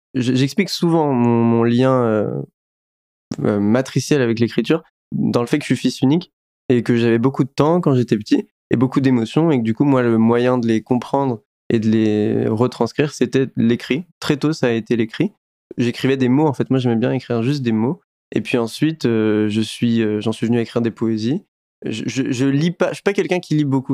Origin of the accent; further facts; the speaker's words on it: France; j'ai grandi en France avec un prénom qui n'est pas français